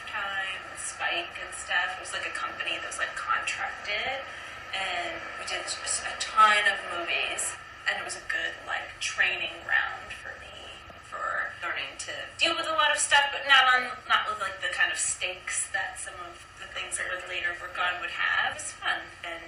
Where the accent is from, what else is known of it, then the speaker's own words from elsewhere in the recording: Florida, United States; moved away as an adult; I grew up in Florida, went to the University of Florida